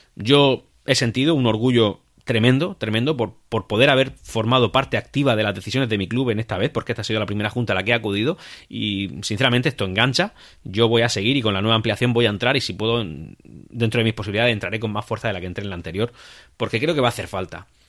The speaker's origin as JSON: {"language": "Spanish", "region": "Region of Murcia", "country": "Spain", "said": "el de nuestra tierra, el Real Murcia"}